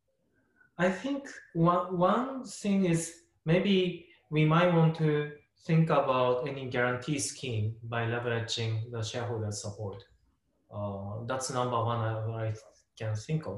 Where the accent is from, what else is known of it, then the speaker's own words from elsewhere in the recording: Japan; I was born and raised in Japan